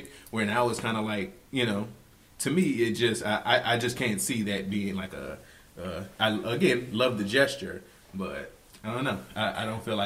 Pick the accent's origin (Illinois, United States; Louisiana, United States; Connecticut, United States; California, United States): Louisiana, United States; New Orleans; I'm from New Orleans